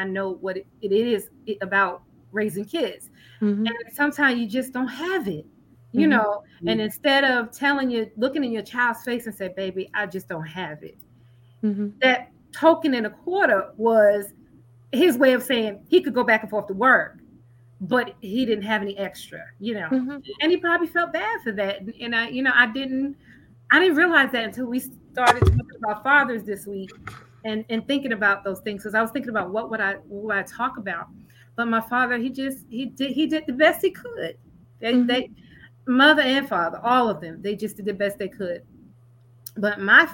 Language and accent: English; New York, United States; I was born and raised in New York